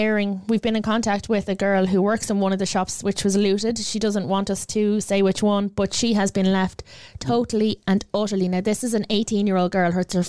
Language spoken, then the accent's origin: English; Ireland; as an Irish person, as a proud Irish woman.